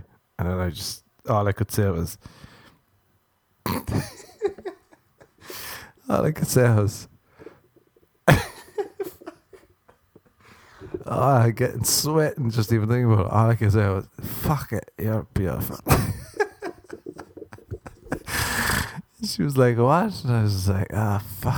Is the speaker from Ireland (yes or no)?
yes; Ireland; I'm Irish